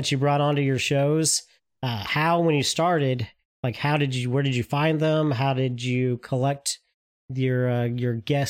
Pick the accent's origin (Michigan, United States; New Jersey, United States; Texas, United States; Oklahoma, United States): Oklahoma, United States; I'm from Oklahoma, so. And I don't live too far from Oklahoma, so.